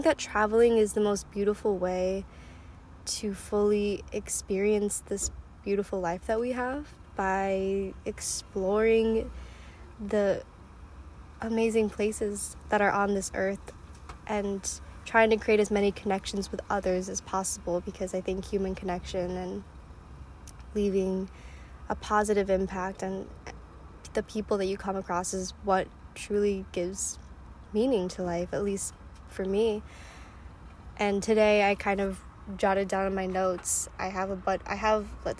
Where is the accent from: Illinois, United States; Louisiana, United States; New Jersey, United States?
Illinois, United States; Chicago; also born or lived in China; Adopted from China when I was one. Grew up in the US in the suburbs of Chicago